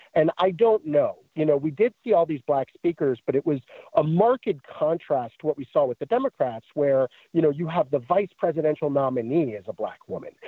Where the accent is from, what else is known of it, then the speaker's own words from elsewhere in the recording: New York, United States; I grew up in New York in the Giuliani years